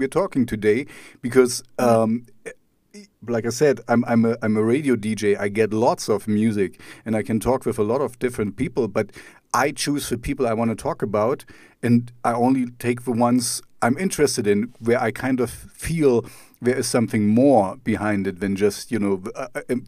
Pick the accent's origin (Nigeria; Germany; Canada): Germany; East Germany; first language German; English is a second language; I'm East German